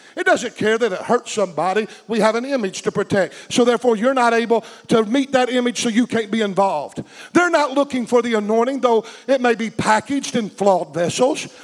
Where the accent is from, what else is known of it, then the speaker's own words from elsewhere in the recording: United States; We in America have lived in, a t- lived in a time when being an American made one feel like a Christian automatically